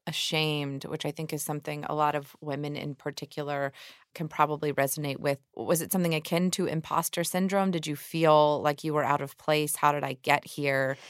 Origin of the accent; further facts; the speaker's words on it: Georgia, United States; I think that happens in my home state, too. I mean, we, we're always referred to as a, a red state with a blue bubble in Atlanta